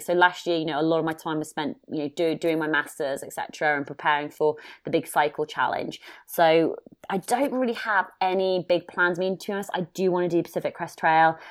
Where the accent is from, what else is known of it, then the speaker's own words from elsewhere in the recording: United Kingdom; being a Brit and, or having an accent